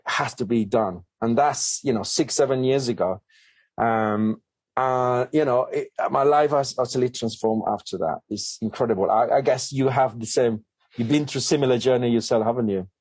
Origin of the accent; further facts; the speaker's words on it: Colombia; English is a second language; moved away as an adult; now in United Kingdom; English is my second language. Um, I'm come from Colombia uh, a beautiful, amazing country